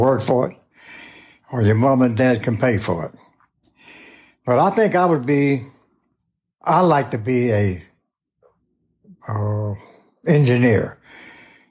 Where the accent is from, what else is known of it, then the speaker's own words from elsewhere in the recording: Chattanooga, Tennessee, United States; I was born in Chattanooga, Tennessee in 1920 on the banks of the Tennessee River